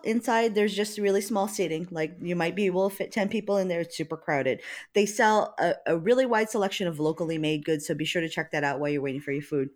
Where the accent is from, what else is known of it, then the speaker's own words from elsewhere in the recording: Hawaii, United States; now in Seattle, United States; I'm from Hawaii